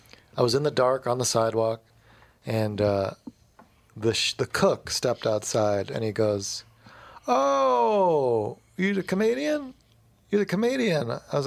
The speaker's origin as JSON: {"language": "English", "town": "Morgantown", "region": "West Virginia", "country": "United States", "tie": "born or raised there", "said": "Well, see, it's confusing because I grew up in Morgantown, which is a college town, which is a pretty normal college town."}